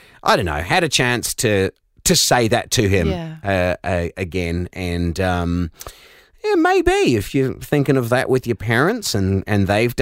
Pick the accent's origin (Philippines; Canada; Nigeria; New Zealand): New Zealand; accent: Kiwi; With my Kiwi accent, when I should just never talk about decks.